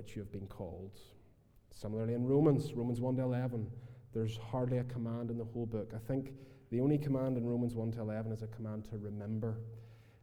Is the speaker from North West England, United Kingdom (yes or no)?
no; Portstewart, Northern Ireland, United Kingdom; also born or lived in Philadelphia, United States; I'm from Port Stewart